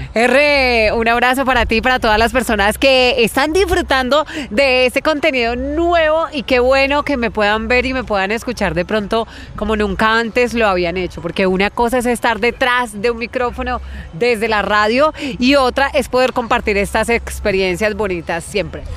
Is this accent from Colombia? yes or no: yes; Florencia, Caquetá, Colombia; moved away; soy de Florencia, Caquetá. Eh, la mayor parte del tiempo viví en finca